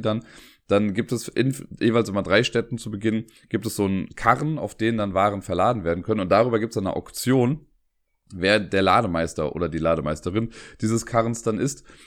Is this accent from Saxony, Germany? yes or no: no; Cologne, North Rhine-Westphalia, Germany; als Kölner